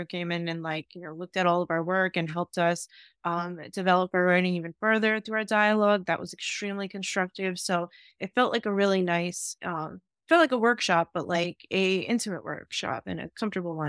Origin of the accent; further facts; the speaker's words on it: New York City, New York, United States; I grew up in Staten Island